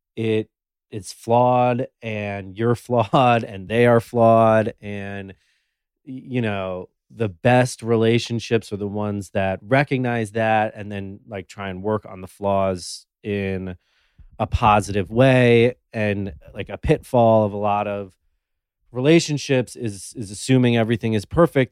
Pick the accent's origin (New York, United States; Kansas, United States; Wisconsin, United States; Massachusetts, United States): New York, United States; New York City; I was born and raised in New York City on the Upper East Side